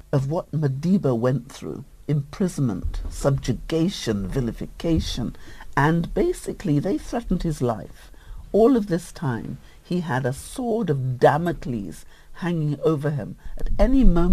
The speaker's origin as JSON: {"language": "English", "region": "England", "country": "United Kingdom", "tie": "born or raised there", "said": "when I was a young child growing up in England, so many miles away from South Africa"}